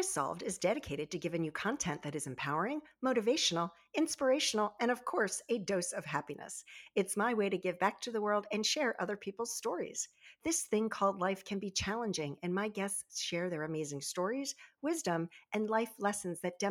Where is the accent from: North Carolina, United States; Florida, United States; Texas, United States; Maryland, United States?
Maryland, United States; Baltimore Annapolis area; I grew up in the Baltimore Annapolis area